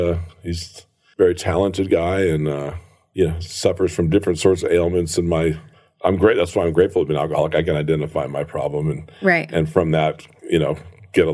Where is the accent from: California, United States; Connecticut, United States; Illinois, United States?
California, United States; Encinitas; also born or lived in Garden Grove, California / Fallbrook, California; Then I moved over to Encinitas, California, where I would say typically I would consider my hometown because I spent most of my time there